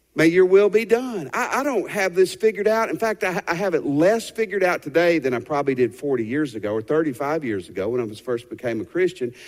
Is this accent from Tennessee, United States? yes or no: yes; Tennessee, United States; the house I grew up in Tennessee.